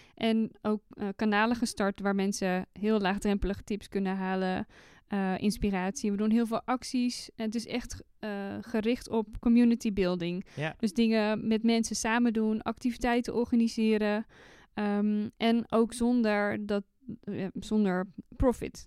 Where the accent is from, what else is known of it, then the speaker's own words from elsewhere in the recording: North Brabant, Netherlands; accent: West Brabant; ik ben een echte West-Brabantse. Eh, ik probeer het niet eh, eh, te, al te veel aan mijn accent te laten doorklinken. Ehm, ik ben opgegroeid in dorpjes